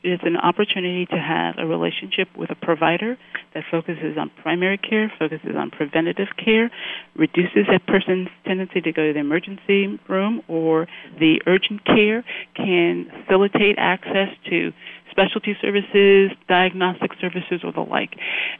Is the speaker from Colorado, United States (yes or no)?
no; California, United States; I'm initially from Southern California, moved up to the San Francisco Bay Area for graduate school